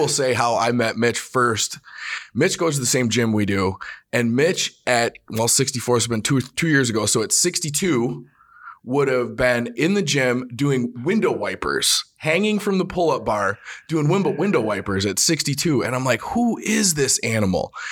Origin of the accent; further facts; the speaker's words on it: Reedsburg, Wisconsin, United States; I'm from Reedsburg, right? Small